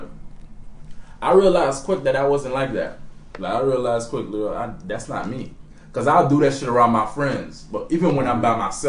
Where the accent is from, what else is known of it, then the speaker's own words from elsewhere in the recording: Haiti; now in United States; You know, I'm an island jit. It's different. And it reminds you, I came from Haiti. I wasn't born here.